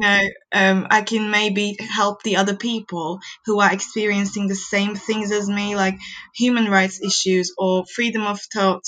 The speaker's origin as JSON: {"language": "English", "country": "Turkey", "moved": "as an adult", "lives_now": "Newcastle, United Kingdom", "said": "I'm from Turkey"}